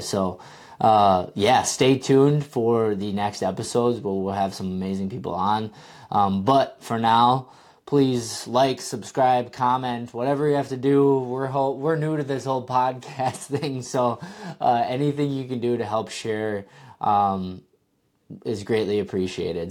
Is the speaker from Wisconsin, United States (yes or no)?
yes; Wisconsin, United States; I'm from Wisconsin, uh, and I grew up only about fifteen minutes from the course